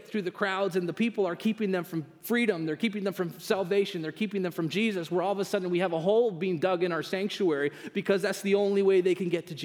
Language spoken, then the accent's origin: English; Canada; moved away as an adult; now in United States; I'm a proud Canadian